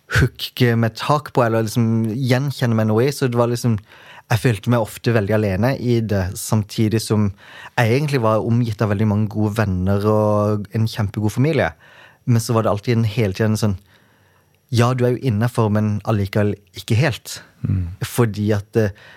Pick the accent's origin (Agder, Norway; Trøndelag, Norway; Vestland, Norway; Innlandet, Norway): Agder, Norway; Kristiansand; jeg kommer fra Flekkerøy, som er ei lita øy utenfor Kristiansand.